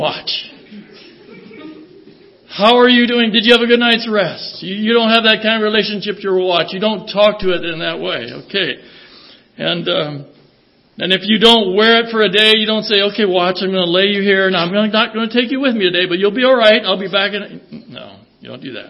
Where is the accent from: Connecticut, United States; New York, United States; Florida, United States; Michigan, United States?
Michigan, United States; Traverse City; we're from Traverse City. We're not so uppity up there